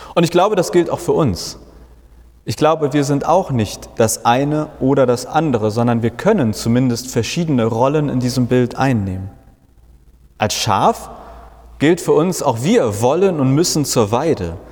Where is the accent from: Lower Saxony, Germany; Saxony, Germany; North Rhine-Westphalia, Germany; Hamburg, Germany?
Hamburg, Germany; Ich komme aus Hamburg